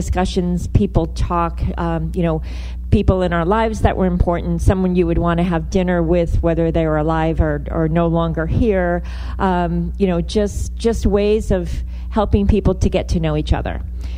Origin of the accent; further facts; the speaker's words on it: Rhode Island, United States; So I'm originally from Rhode Island, so I feel like I can say that.